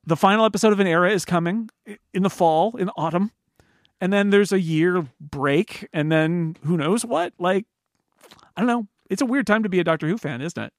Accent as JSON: {"language": "English", "country": "United States"}